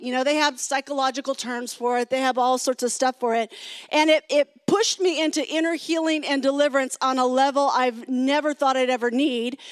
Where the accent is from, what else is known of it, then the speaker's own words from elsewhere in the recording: California, United States; I am from California. I've been in California for a long time